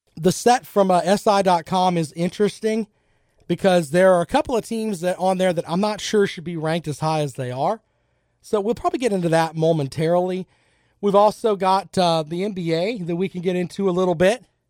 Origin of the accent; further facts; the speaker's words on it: United States; I am an American